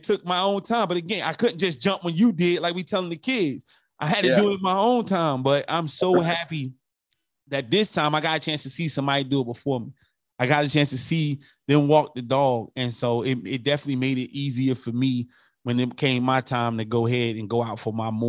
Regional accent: California, United States; I'm not a Raider fan, but I'm right there from the Bay with him.

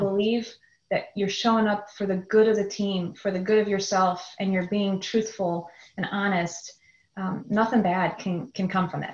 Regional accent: a suburb of Chicago, Illinois, United States; also born or lived in Wisconsin; I grew up in a suburb of Chicago, Illinois, and a good Midwest um, upbringing

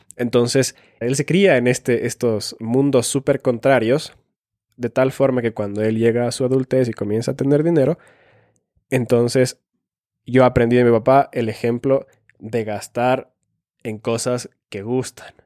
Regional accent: Finland; moved away; also born or lived in Ecuador; soy nacido en Finlandia, he vivido en Ecuador y a veces como finlandés

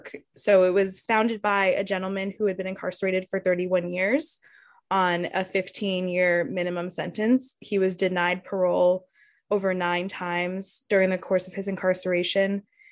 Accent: Yonkers, New York, United States; my community growing up in Yonkers

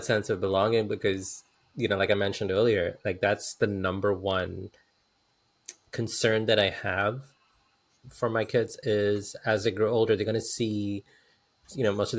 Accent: India; And I had to explain that I'm Indian, and she got even more confused.

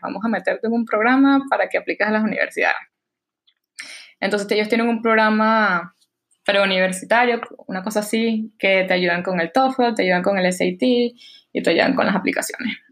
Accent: Barquisimeto, Lara, Venezuela; accent: Venezuelan; moved away as an adult; now in New York, United States; soy de Barquisimeto, como sabes, como mi nahuara te lo puedo decir, em, crecí en Venezuela, fui al colegio en Venezuela

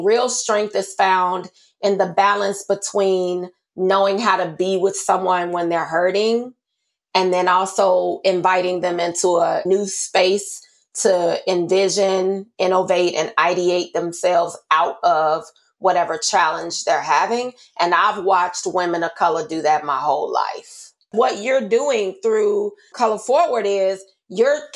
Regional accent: United States; I grew up in Austin. It's a predominantly Black community.

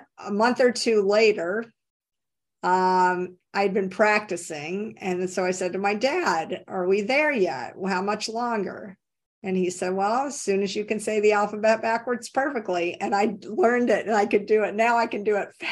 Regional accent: Tennessee, United States; I grew up in Tennessee

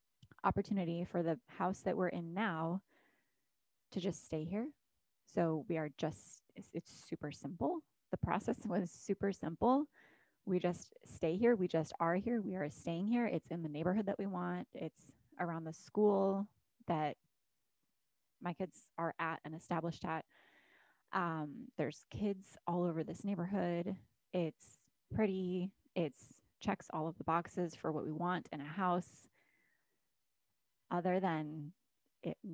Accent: Alaska, United States; moved away as an adult; also born or lived in Florida; I was born and raised in Alaska, had not lived anywhere other than Alaska for 24 years until we decided to move out of Alaska and move to Florida

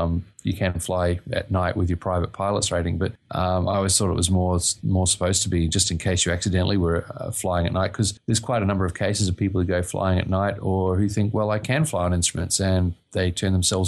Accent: southern Australia, Australia; we're from the southern part of Australia, too.

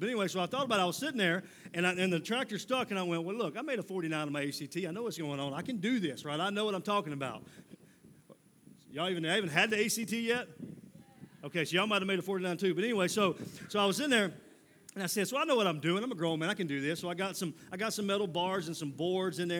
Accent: Mississippi, United States; moved away as an adult; now in Columbia, United States; I'm from Mississippi originally, living in Columbia, South Carolina now, but I'm from Mississippi originally

